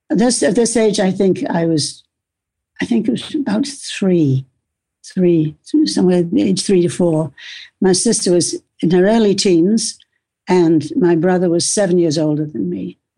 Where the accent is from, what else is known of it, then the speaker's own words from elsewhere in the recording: Toward Point, Scotland, United Kingdom; born there; I was born in Scotland on the the west coast of Scotland, a very t- small place called Toward Point, which is literally, I think there's a lighthouse there.